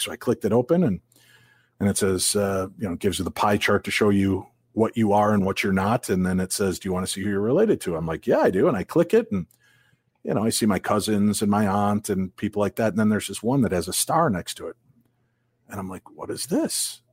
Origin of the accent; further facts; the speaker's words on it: Illinois, United States; now in Minnesota, United States; I grew up in Illinois